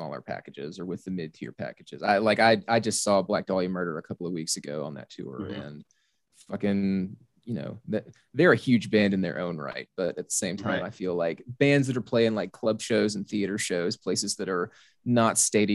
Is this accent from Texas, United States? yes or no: no; South Arkansas, United States; So like I'm from South Arkansas.